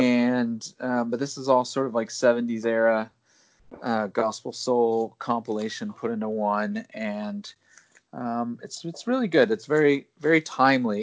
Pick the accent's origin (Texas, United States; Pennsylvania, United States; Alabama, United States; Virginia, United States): Alabama, United States; I'm from Alabama